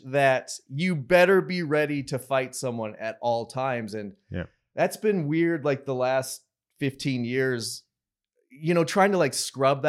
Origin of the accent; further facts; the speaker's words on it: Kansas, United States; also born or lived in Colorado; Yeah. That's, well, I grew up in Kansas and Colorado.